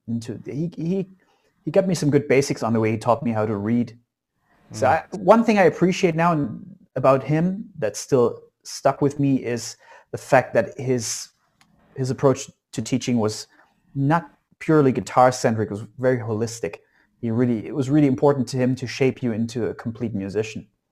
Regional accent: Saxony, Germany; So I was born in East Germany behind the wall, and I still live in in Saxony in East Germany these days.

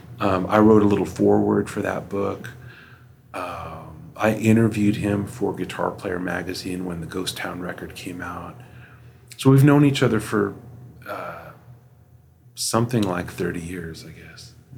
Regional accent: Los Angeles, California, United States; I grew up in Los Angeles in the 80s at sort of peak shred.

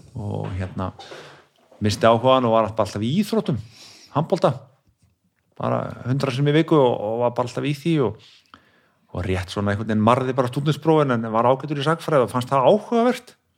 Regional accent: Kópavogur, Capital Region, Iceland; now in Garðabær, Iceland; Ég er úr Kópói

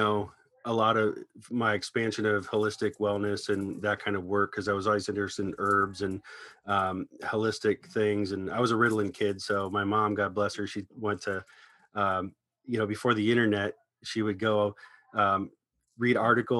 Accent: Ohio, United States; now in Los Angeles, United States; I moved to LA from Ohio about 19 years ago to, you know, come out here and pursue a deeper career in music.

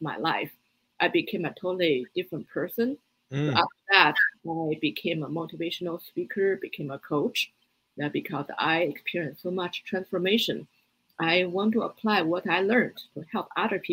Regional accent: Beijing, China; English is a second language; moved away as an adult; also born or lived in Boston, United States; now in United States; I grew up in Beijing

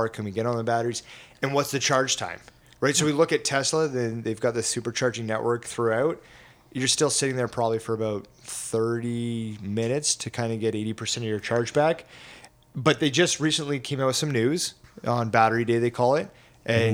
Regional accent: Stratford, Ontario, Canada; it's my hometown too

